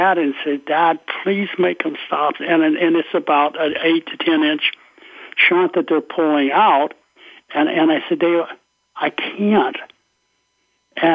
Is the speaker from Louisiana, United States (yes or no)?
yes; Louisiana, United States; I'm from Louisiana